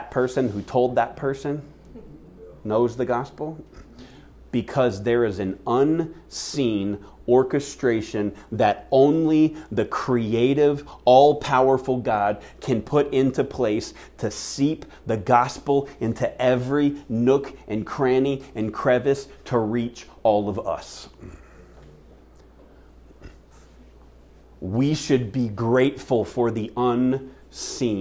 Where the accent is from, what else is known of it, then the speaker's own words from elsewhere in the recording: Seattle, Washington, United States; now in Phoenix, United States; my hometown of Seattle, Washington